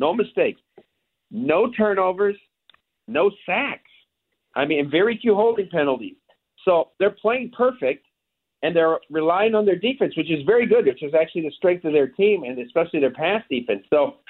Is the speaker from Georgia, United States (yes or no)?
no; Iowa, United States; I'm from Iowa.